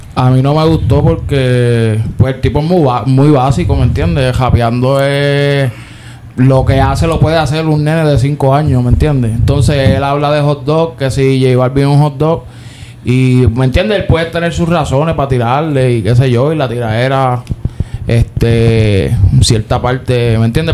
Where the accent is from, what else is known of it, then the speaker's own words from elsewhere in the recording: Puerto Rico; nosotros somos puertorriqueños